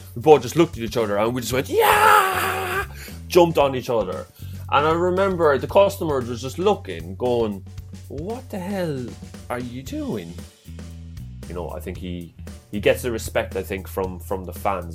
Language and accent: English; Cork, Munster, Ireland; accent: Irish; now in North East England, United Kingdom; I'm originally from, from Ireland, from Cork